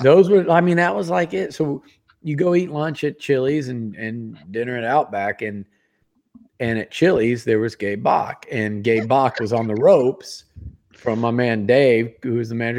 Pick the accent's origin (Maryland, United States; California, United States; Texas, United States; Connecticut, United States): Texas, United States; Sugar Land; also born or lived in Yonkers, New York; I left New York in the rear view when I when I came to Texas because I just I'm Texan and I grew up and just freaking loved it. Sugarland was it was great